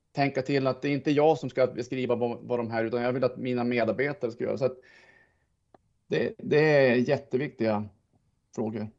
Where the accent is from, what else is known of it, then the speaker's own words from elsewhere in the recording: Sweden; jag är svensk